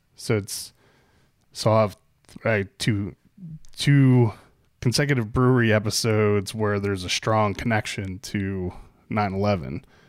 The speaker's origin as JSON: {"language": "English", "town": "Pittsburgh", "region": "Pennsylvania", "country": "United States", "tie": "born or raised there", "accent": "Pittsburghese", "moved": "yes", "said": "I grew up outside of Pittsburgh"}